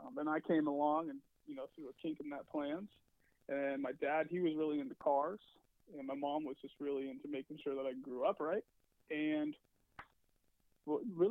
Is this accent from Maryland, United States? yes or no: no; Seattle, Washington, United States; also born or lived in Federal Way, Washington; Home for me is actually Washington State. So I grew up in Seattle, moved to Federal Way in the seventh grade